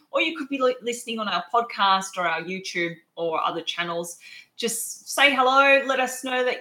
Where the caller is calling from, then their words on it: Adelaide, South Australia, Australia; I'm zooming in from Adelaide, um, but obviously, that's the beauty of technology.